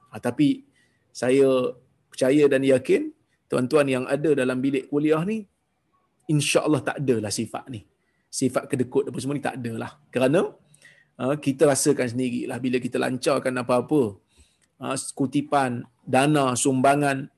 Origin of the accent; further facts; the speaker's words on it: Perak, Malaysia; tuan-tuan saya orang Perak orang Perak ni pun kasar juga bahasa dia orang Perak ni pun kasar bahasa dia